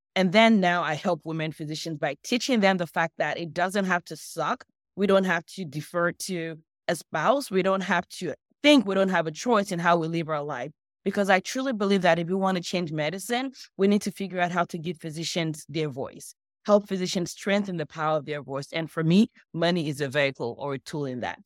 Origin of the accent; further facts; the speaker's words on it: Nigeria; also born or lived in Los Angeles, United States; now in United States; I grew up in Nigeria. I moved to the U S about twenty-something years ago.